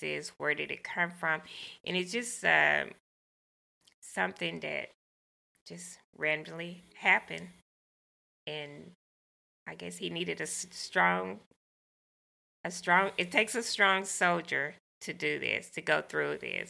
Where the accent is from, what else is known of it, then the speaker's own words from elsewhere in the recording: the South, United States; growing up in the South